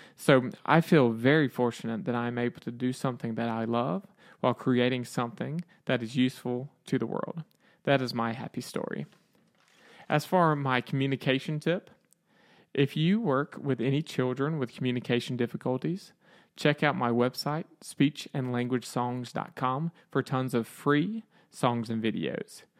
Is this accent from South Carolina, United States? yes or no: yes; Aiken, South Carolina, United States; I am from Aiken, South Carolina, USA